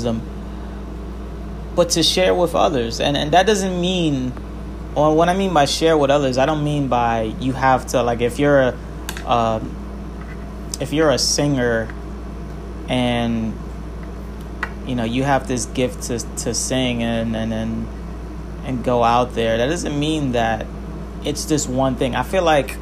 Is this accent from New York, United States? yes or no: yes; New York City, New York, United States; as a New Yorker